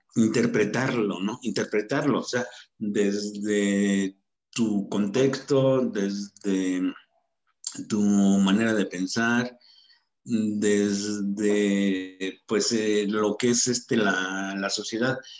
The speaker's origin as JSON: {"language": "Spanish", "town": "Salvatierra", "region": "Guanajuato", "country": "Mexico", "tie": "born or raised there", "also_born_or_lived": "Mexico City", "moved": "yes", "lives_now": "Toluca, Mexico", "said": "soy originario de Salvatierra, Guanajuato. Hace muchos años que estoy viviendo ya aquí en Toluca, o sea, digamos que soy más mexiquense que guanajuatense"}